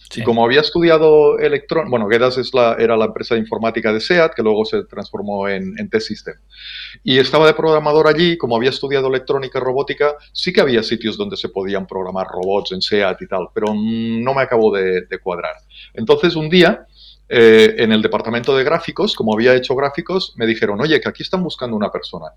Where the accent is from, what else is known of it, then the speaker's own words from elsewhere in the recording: Ebro Delta, Catalonia, Spain; nací hace 51 años en, en, el Delta del Ebro